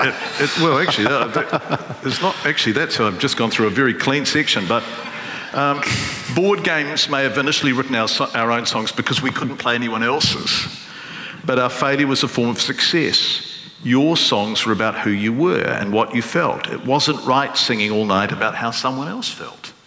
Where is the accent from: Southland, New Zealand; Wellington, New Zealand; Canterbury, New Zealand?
Wellington, New Zealand; growing up in Wellington